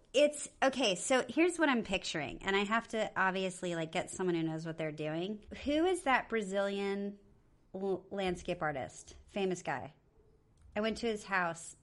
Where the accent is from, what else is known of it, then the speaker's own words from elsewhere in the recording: Okinawa, Japan; I was born in Okinawa